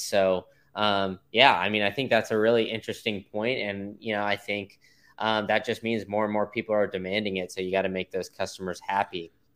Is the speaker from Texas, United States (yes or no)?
yes; Austin, Texas, United States; I grew up in Austin